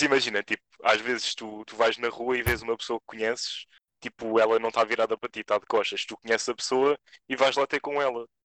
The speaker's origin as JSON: {"language": "Portuguese", "country": "Portugal", "said": "nós portugueses somos um ah. bocado morenos"}